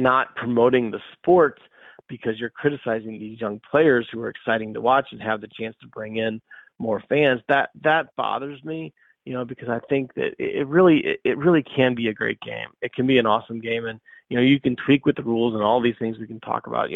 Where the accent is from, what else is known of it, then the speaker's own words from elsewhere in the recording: St. Louis, Missouri, United States; I grew up in St. Louis